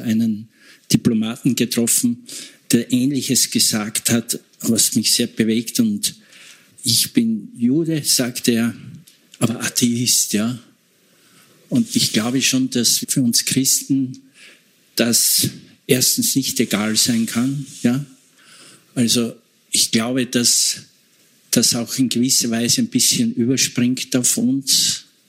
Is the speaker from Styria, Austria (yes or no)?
yes; Eastern Styria, Austria; ich komme aus Oststeiermark, da war Frontgebiet